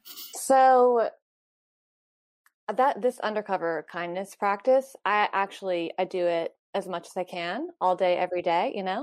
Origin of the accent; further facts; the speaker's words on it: North Carolina, United States; moved away as an adult; I haven't lived there since I was 18